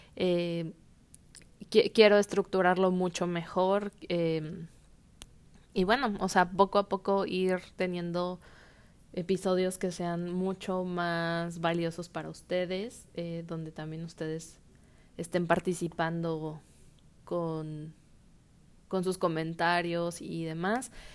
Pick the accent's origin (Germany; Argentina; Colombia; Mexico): Mexico; nosotros como mexicanos